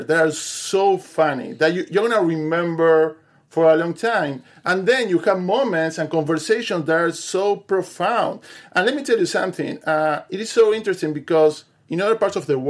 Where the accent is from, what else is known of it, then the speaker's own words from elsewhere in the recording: Uruguay; I'm from Uruguay